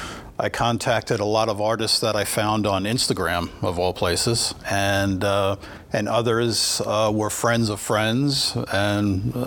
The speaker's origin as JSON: {"language": "English", "region": "New York", "country": "United States", "tie": "born or raised there", "moved": "as an adult", "lives_now": "Rogers, United States", "said": "I grew up in New York and went to the School of Visual Arts in New York for 4 years in college"}